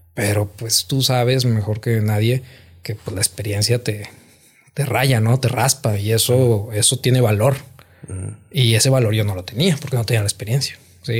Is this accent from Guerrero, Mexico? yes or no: no; Gómez Palacio, Durango, Mexico; born or raised there; moved away as an adult; also born or lived in Nuevo Laredo